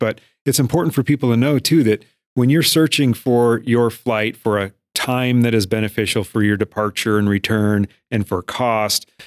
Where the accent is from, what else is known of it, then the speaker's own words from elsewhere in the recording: Miles City, Montana, United States; also born or lived in Broadus, Montana / Bozeman, Montana / Florida / Washington; I grew up in Miles City